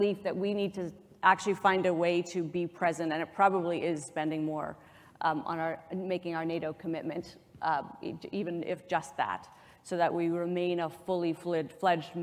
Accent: Canada; I have an observation as a Canadian

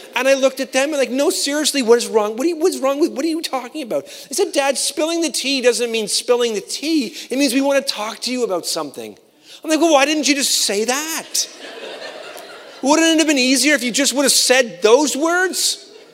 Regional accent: Canada; I'm a Canadian

